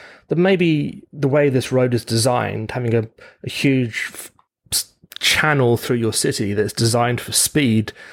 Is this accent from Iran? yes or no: no; United Kingdom; now in Ontario, Canada; when I was growing up in Britain